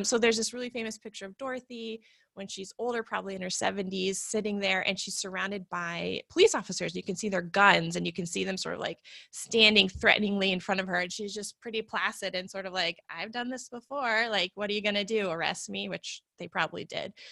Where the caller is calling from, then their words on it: Portland, Oregon, United States; I'm coming from Portland, Oregon.